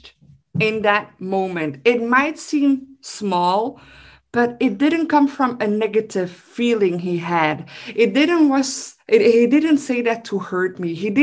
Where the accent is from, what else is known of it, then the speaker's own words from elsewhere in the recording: Belgium; I'm from Belgium. So people from Belgium, we love our food.